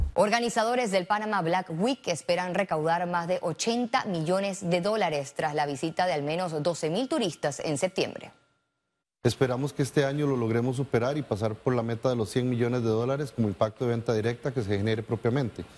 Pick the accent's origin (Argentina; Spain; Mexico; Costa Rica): Costa Rica; lo digo yo como costarricense